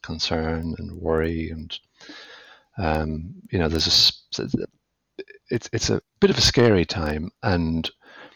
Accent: west of Ireland, Ireland; as you might tell from my accent, I grew up in the west of Ireland

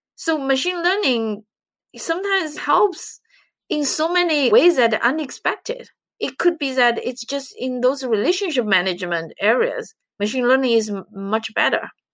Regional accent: China; moved away as an adult; now in United States; I'm from China

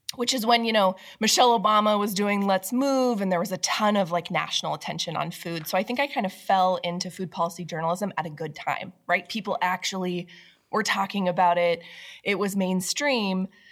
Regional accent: Washington, United States; moved away; my home state of Washington State

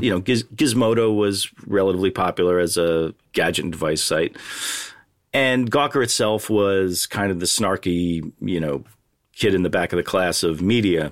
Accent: New York suburbs, United States; I grew up in a New York suburb

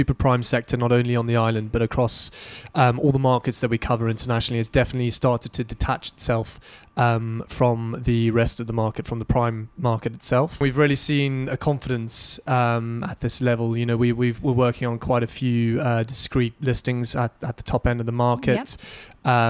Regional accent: United Kingdom; a lot of the clients that I deal with day-to-day are based back home in the UK.

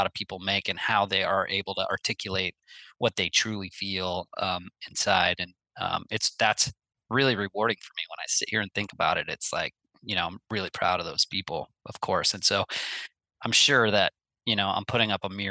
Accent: Midwest, United States; I grew up in the Midwest

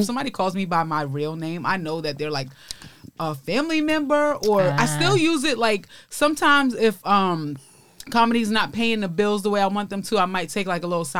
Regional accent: New York City, New York, United States; accent: Brooklyn; moved away as an adult; now in Los Angeles, United States; I'm from East New York, Brooklyn. So it's the hood, man. It's I think it's getting a little bit fancier now, but it's like right next to Brownsville.

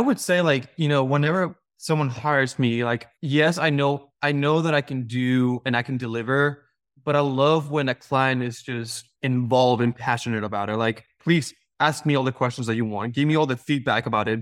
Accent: Mexico; now in United States; I was born and raised in Mexico, and I moved to the U S in two thousand seven.

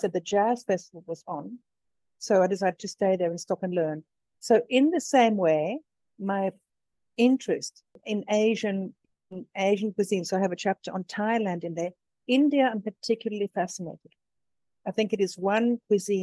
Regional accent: South Africa; moved away as an adult; also born or lived in London; now in Tuscany, Italy; I was born in London. My mom is from Finland. My dad is Greek Cypriot. I grew up in South Africa, and I live in Tuscany now.

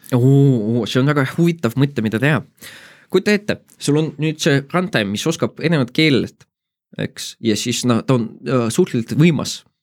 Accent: Tartu, Tartu County, Estonia; mina olen Tartust

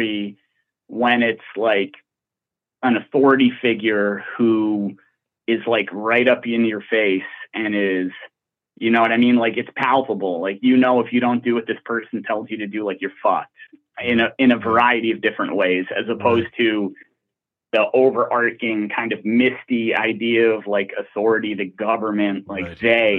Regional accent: Glendale, California, United States; I was born in Glendale, California

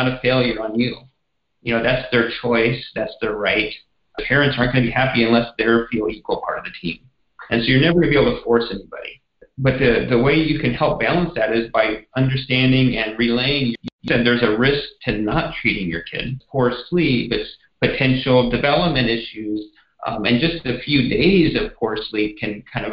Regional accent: Texas, United States; moved away; it's my home state

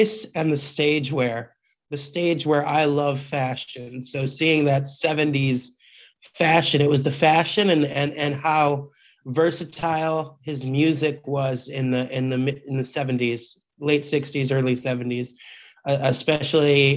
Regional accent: Appleton, Wisconsin, United States; I grew up in Appleton, Wisconsin, where it's cold in the winter

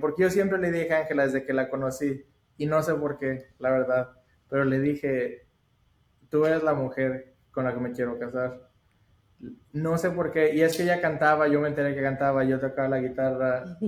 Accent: Saltillo, Coahuila, Mexico; moved away as an adult; also born or lived in United States; yo soy de México, de Saltillo, Coahuila, y solo vine a Estados Unidos para estudiar

